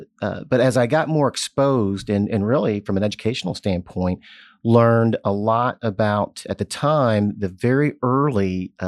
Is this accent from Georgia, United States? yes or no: no; Jeffersonville, Indiana, United States; I was born in Southern Indiana, so Hoosier.